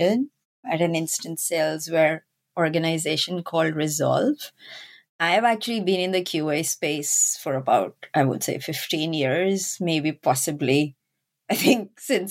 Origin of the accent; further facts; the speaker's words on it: Pakistan; moved away; I'm originally from Pakistan. And when I was growing up in my school, we actually had either biology or computer science as an option